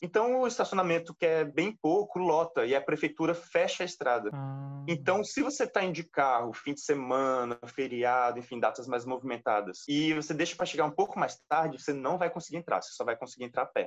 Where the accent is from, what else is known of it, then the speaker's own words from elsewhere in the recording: Brazil; eu como brasileiro